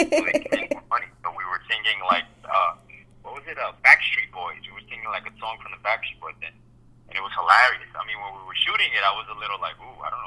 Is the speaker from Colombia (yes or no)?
yes; Colombia; moved away; I'm Colombian. I was born in Colombia